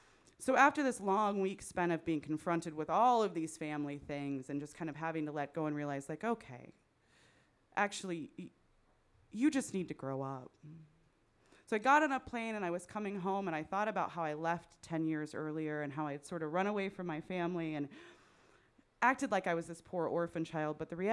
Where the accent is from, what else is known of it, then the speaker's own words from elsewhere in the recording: Midwest, United States; accent: Midwestern; Is my Midwestern accent too thick now for my Californian friends?